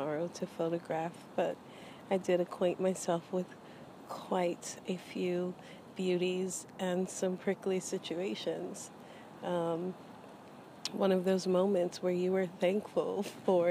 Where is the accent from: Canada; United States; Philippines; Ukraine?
United States; Oklahoma; growing up Christian, because of growing up in Oklahoma